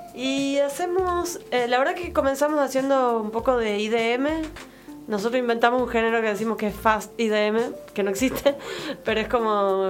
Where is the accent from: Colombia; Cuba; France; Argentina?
Argentina; Tucumán; yo soy tucumana